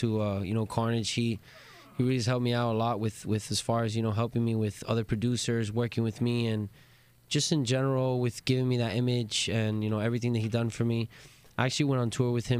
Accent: Miami, Florida, United States; moved away as an adult; now in Los Angeles, United States; I'm actually from Miami, man. Born and raised

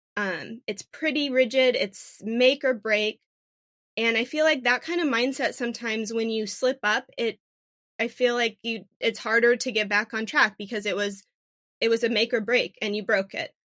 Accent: Phoenix, Arizona, United States; I am a native Phoenician, born and raised in Phoenix.

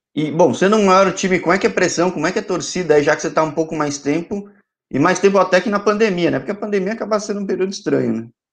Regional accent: São Paulo, Brazil; Conheço mais Mogi, mas sou de São Paulo.

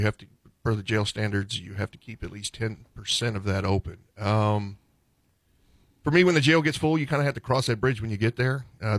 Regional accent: Dripping Springs, Texas, United States; also born or lived in Harris County, Texas; now in Gillespie County, United States; I'm from Dripping Springs.

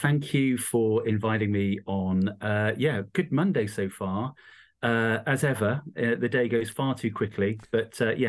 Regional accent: East Midlands, United Kingdom; So I grew up in the East Midlands, a little tiny county called Rutland.

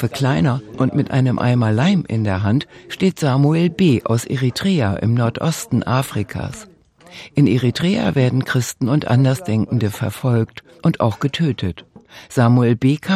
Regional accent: Nigeria; now in Germany; Ich komme aus Nigeria.

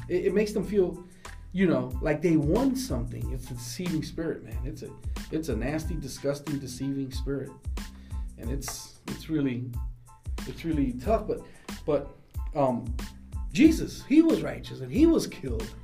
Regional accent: United States

